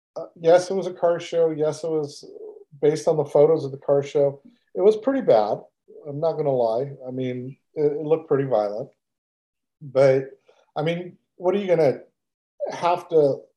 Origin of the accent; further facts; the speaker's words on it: Texas, United States; I'm from Texas and I love Texas